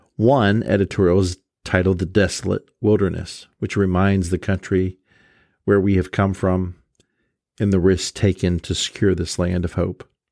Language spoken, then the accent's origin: English; Columbus, Ohio, United States; growing up in Columbus, Ohio